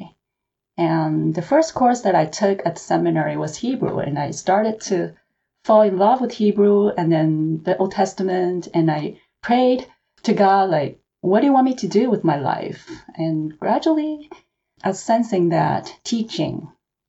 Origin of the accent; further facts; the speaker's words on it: Hong Kong; moved away as an adult; also born or lived in China; now in Los Angeles, United States; I was born in China and I grew up in Hong Kong